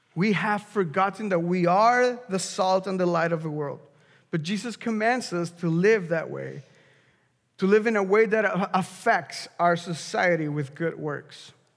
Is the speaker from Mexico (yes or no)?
yes; Mexico; moved away; I'm from Mexico